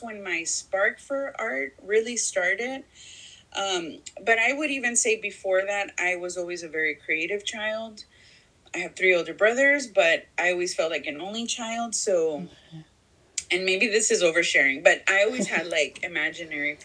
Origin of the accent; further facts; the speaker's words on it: Houston, Texas, United States; moved away as an adult; also born or lived in Laredo, Texas / Chicago; I grew up in Houston, in a predominantly African-American community